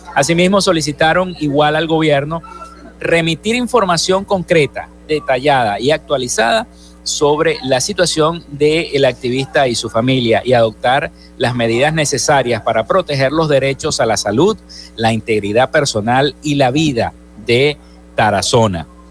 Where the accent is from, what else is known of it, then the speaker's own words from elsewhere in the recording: Zulia, Venezuela; nuestra entidad zuliana